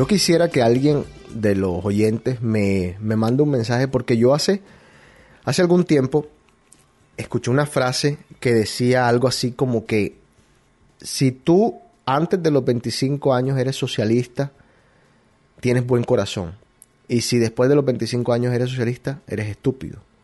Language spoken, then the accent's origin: Spanish; Colombia; now in United States; Colombiano hasta la muerte, hasta la tumba